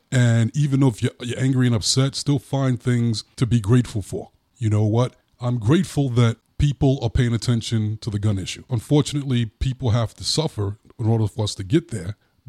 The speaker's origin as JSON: {"language": "English", "region": "New York", "country": "United States", "said": "I'm from New York. So the Republicans had more of a perspective like, let's go get them."}